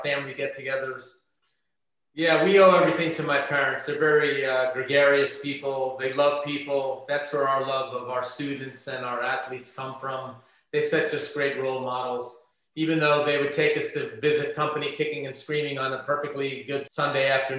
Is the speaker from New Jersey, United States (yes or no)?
yes; Caldwell, New Jersey, United States; also born or lived in West New York, New Jersey; We grew up on Cavell Place in Caldwell, which had a lot of kids back in those days